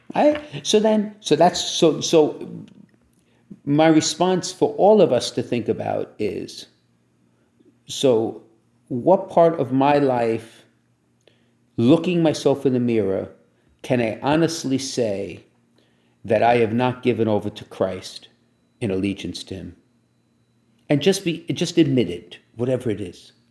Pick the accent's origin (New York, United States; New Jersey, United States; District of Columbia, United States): New York, United States; Brooklyn; when I grew up in Brooklyn, I went to parochial school